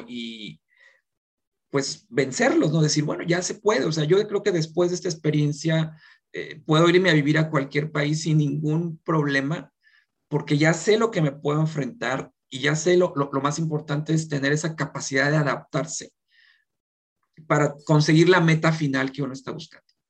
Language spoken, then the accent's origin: Spanish; Mexico; moved away as an adult; now in South Korea; como mexicanos